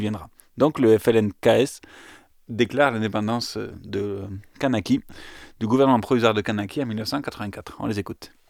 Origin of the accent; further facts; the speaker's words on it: Aveyron, Occitania, France; chez nous en Aveyron